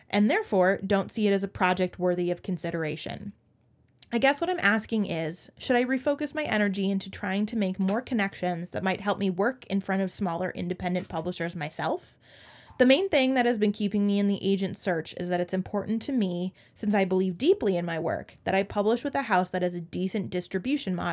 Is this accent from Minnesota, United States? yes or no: yes; Minnesota, United States; as a Minnesotan